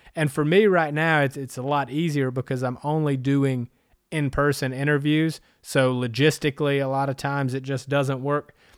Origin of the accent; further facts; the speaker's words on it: Anderson, South Carolina, United States; also born or lived in San Diego / Huntington Beach / Las Vegas / Northern California; now in Greenville, United States; I was born and raised in South Carolina in Anderson